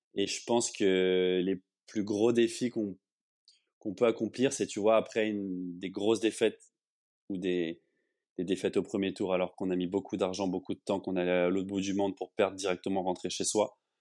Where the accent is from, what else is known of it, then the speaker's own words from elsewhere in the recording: Le Châtelet-en-Brie, Île-de-France, France; moved away as an adult; also born or lived in Paris; now in Barcelona, Spain; la ville où j'ai grandi, au Châtelet-en-Brie, en, Seine-et-Marne